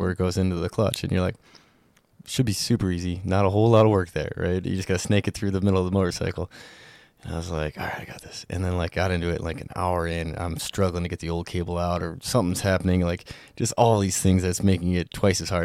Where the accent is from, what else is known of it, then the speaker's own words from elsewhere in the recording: Montana, United States; growing up in Montana